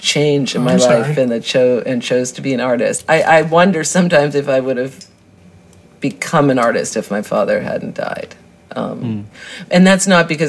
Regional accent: Greenwich, Connecticut, United States; I was born in Greenwich, Connecticut

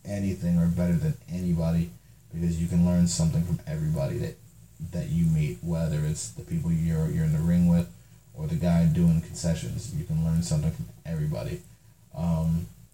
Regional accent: Cleveland, Ohio, United States; I'm from Cleveland

